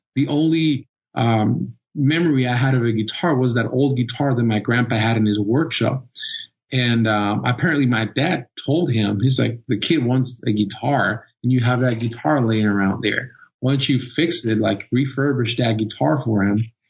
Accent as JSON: {"language": "English", "country": "Costa Rica", "tie": "born or raised there", "moved": "yes", "said": "I was born and raised in Costa Rica and growing up and being in high school"}